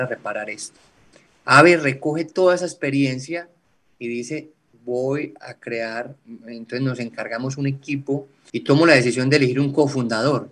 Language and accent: Spanish; eastern Antioquia, Colombia; now in Bucaramanga, Colombia; Vengo de un pueblo del oriente antioqueño, acá en Colombia, de una familia sencilla, campesina